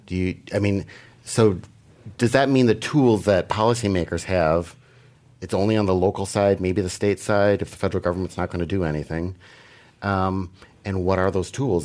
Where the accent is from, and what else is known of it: Green Bay, Wisconsin, United States; born or raised there